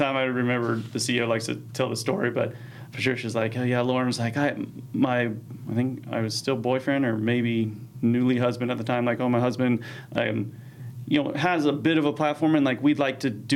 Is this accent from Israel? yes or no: no; California, United States; moved away as an adult; also born or lived in Kansas City; now in Arizona, United States; I grew up in California